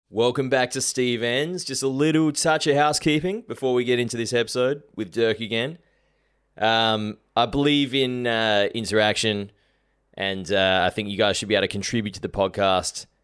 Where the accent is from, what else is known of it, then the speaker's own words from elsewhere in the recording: Adelaide, South Australia, Australia; also born or lived in Sydney; now in Melbourne, Australia; I grew up in South Australia, and then when I first moved to Sydney